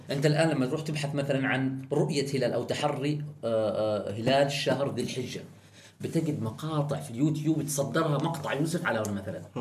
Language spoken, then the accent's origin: Arabic; Oman; احنا كعمانيين شعب وحكومه